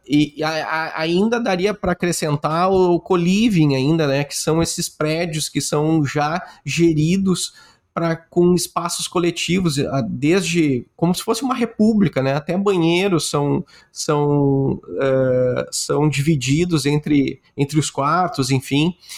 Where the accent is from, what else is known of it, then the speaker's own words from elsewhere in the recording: Rio Grande do Sul, Brazil; eu sou gaúcho